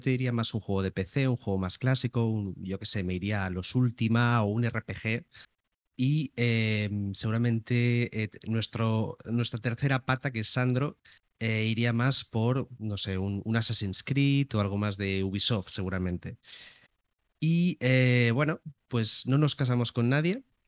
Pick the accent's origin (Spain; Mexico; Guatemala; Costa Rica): Spain; Barcelona, Catalonia; yo también soy de Barcelona